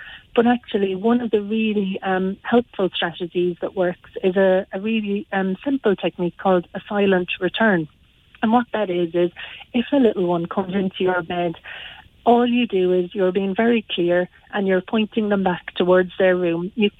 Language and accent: English; Granagh, County Limerick, Ireland; Well, I'm from Granagh, so just outside Croom.